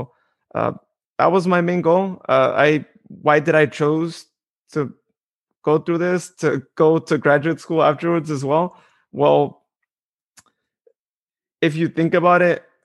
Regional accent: Modesto, California, United States; my hometown in Modesto, California

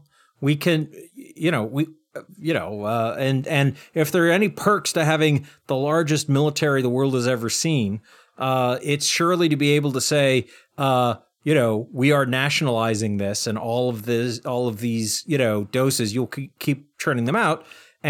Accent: United States; just as an American

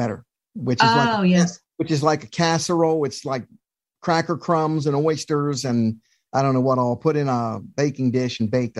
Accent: Eastern Shore of Maryland, United States; I'm from the Eastern Shore of Maryland.

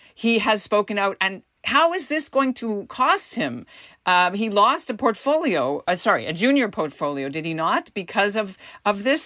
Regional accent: Montreal, Quebec, Canada; moved away; my hometown

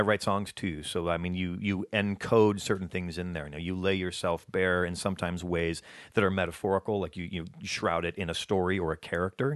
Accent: Alabama, United States; moved away; I was born in Alabama

